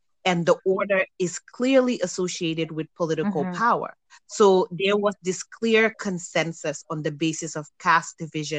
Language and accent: English; Gambia; moved away; I remember growing up in Gambia when everybody spoke Wolof, no matter what tribe you were.